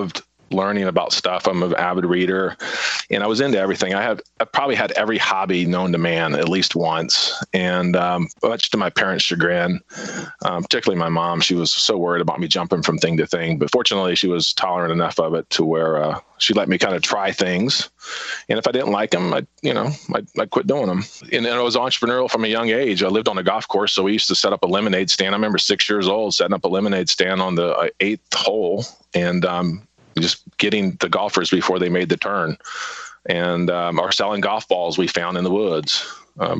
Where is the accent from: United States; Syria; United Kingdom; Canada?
United States; Charleston, South Carolina; But I grew up on James Island and born and raised on James Island, married a James Island girl, and still live on James Island.